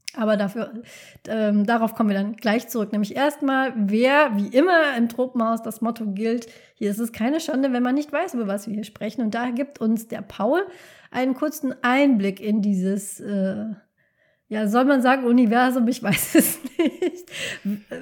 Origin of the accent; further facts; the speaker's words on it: North Rhine-Westphalia, Germany; ich bin aus dem Rheinland, bin am Niederrhein groß geworden